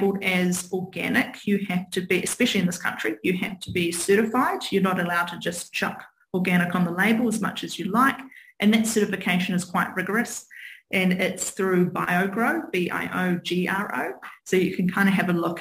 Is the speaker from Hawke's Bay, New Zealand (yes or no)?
yes; Hawke's Bay, New Zealand; now in Auckland, New Zealand; growing up in Hawke's Bay really made set the scene